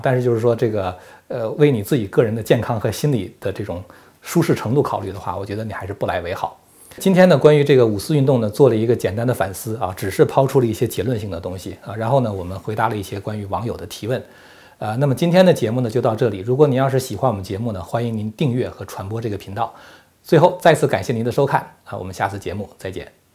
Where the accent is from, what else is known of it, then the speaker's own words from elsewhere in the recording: China; 如果要按照我们中国人的话来讲的话，就是全党服从中央